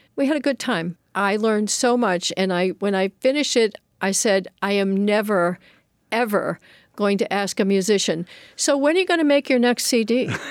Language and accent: English; Boston, Massachusetts, United States; moved away; also born or lived in Hiltons, Virginia / Worcester, Massachusetts; So I was raised in Boston